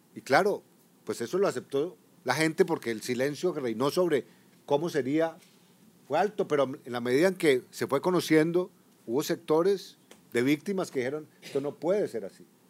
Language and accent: Spanish; Colombia; como director de la policía, como general de cuatro estrellas en mi país